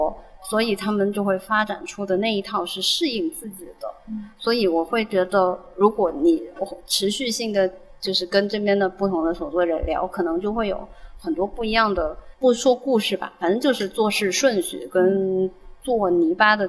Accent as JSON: {"language": "Chinese", "region": "Guangdong", "country": "China", "accent": "Cantonese", "said": "那我细不细要换一下我的我的广东口音？"}